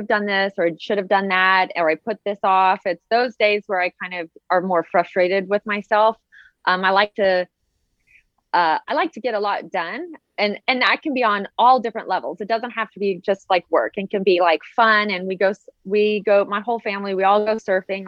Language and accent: English; Southern California, United States; I grew up in Southern California